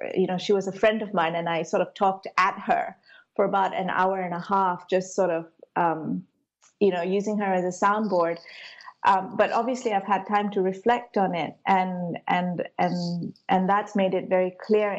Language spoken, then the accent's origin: English; Malaysia; I grew up in Malaysia, but I was brought up a Hindu. You know, I've got a Sri Lankan ancestry